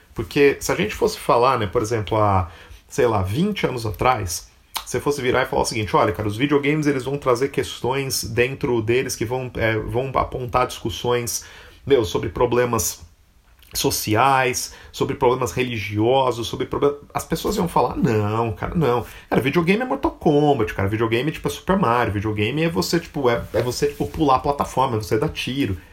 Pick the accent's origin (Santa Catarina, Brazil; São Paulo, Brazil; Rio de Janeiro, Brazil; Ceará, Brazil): São Paulo, Brazil; Catanduva; eu sou de Catanduva